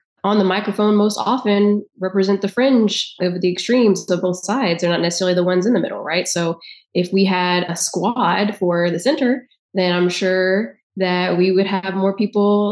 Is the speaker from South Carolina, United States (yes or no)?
yes; South Carolina, United States; now in Texas, United States; I live in Texas and I'm from South Carolina